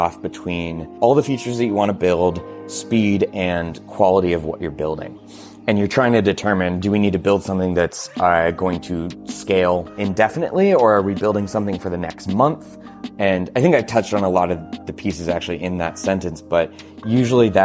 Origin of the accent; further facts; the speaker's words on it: Portland, United States; growing up in Portland had a huge interest in local crafts